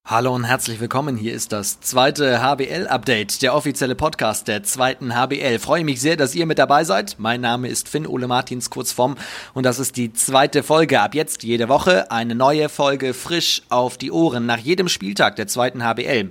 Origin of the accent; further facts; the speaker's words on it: Preetz, Schleswig-Holstein, Germany; wir sind beide tatsächlich im gleichen Ort äh, geboren. Wir sind beide aus Preetz.